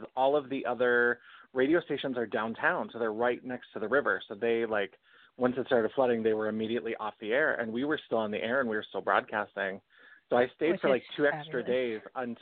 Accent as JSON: {"language": "English", "region": "North Dakota", "country": "United States", "said": "I'm originally from North Dakota"}